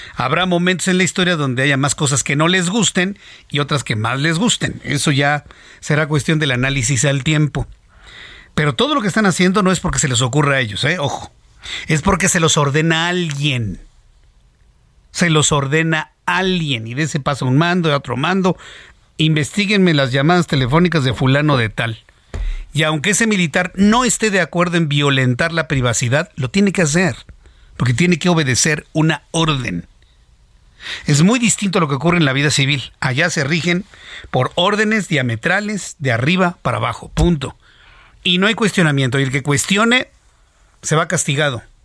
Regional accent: Mexico; Y uno como mexicano

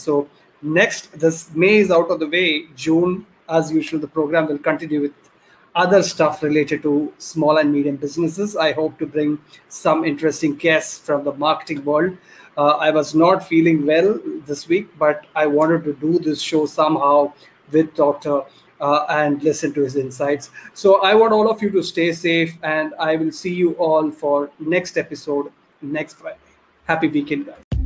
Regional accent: Kerala, India; I am from Kerala also.

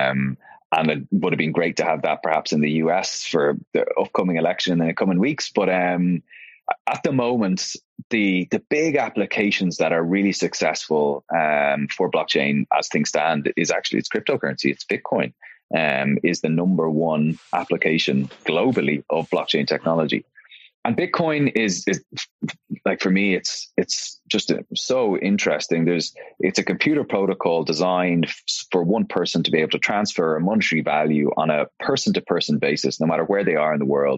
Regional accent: Dublin, Leinster, Ireland; I am born and raised in Dublin here in Ireland.

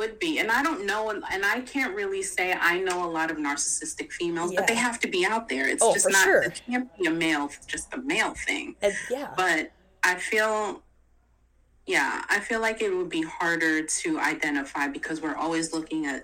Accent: New York, United States; moved away as an adult; also born or lived in New Jersey; we were living like in New Jersey and I'm from New York

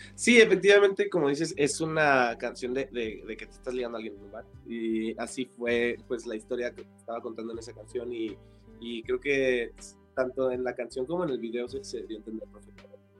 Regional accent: Tijuana, Baja California, Mexico; moved away as an adult; also born or lived in Guadalajara, Jalisco; now in Mexico City, Mexico; crecí y fui, fui criado en Tijuana

